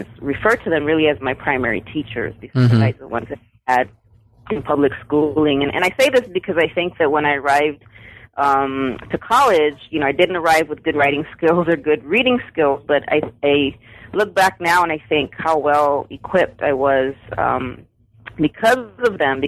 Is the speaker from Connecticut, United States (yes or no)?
no; San Antonio, Texas, United States; I'm born and raised in South Texas on the west side of San Antonio